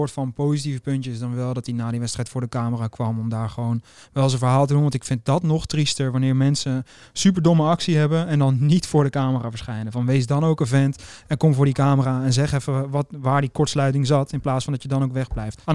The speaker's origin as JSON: {"language": "Dutch", "country": "Netherlands", "said": "We zijn toch Nederlanders, dus we houden het simpel."}